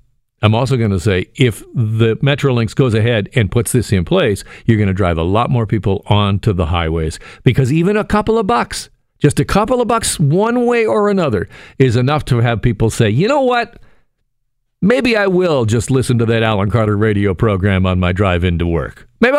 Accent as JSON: {"language": "English", "town": "Burlington", "region": "Ontario", "country": "Canada", "tie": "born or raised there", "said": "I grew up in Burlington. I know what the transit's like in Burlington."}